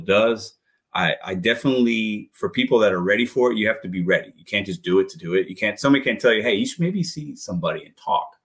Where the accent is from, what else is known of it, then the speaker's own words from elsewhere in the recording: St. Louis, Missouri, United States; also born or lived in Chicago / New Jersey; I was born in Chicago, man. Like we, I was born in rough area, moved to St. Uh, New Jersey for one year, moved to St. Louis. Most of my life I've been in St. Louis